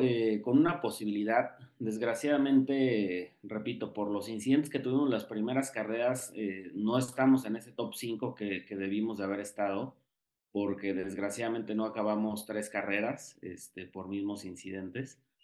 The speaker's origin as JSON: {"language": "Spanish", "region": "Mexico City", "country": "Mexico", "said": "aquí en mi casa, en la Ciudad de México"}